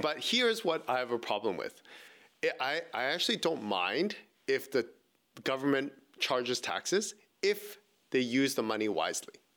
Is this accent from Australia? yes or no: no; Vancouver, British Columbia, Canada; born and raised in Vancouver